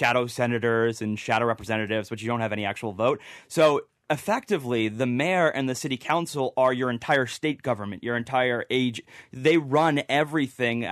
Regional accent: Rhode Island, United States; also born or lived in Washington, D.C.; now in Boston, United States; I was born in Rhode Island

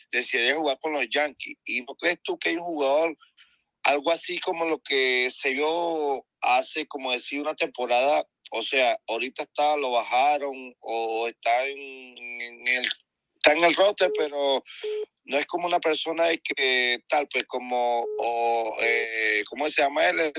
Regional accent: Venezuela; now in Chile; soy un venezolano, pero estoy aquí en Chile.

